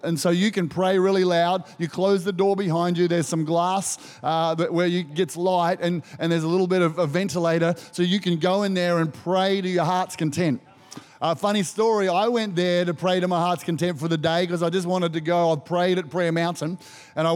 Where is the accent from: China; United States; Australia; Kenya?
Australia